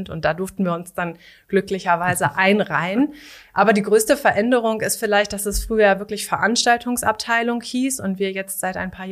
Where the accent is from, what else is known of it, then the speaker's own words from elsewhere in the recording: Lower Saxony, Germany; Ähm, der Schritt ist einfach so zurück in die Heimat. Ich komme hier aus der Gegend von Hannover